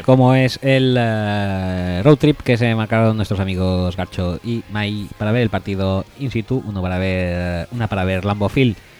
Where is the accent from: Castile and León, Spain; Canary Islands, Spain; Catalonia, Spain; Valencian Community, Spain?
Catalonia, Spain; Barcelona; yo soy de Barcelona